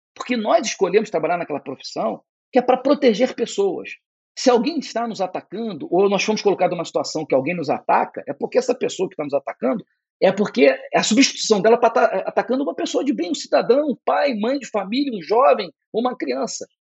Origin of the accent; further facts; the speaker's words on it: Nova Friburgo, Rio de Janeiro, Brazil; Eu sou do interior, sou de Nova Friburgo